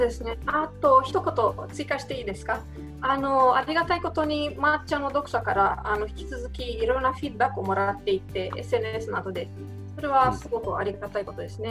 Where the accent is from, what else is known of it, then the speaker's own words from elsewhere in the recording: Romania; Japanese is a second language; moved away as an adult; now in Japan; 出身はあのルーマニアという国ですね